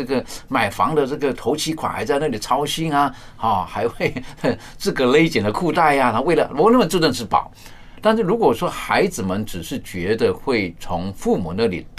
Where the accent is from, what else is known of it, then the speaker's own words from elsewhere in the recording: China; 我们面对老人家的时候，我是觉得有的时候在我们中国人的一些的传统、一些的价值观，我是觉得还是十分可取的。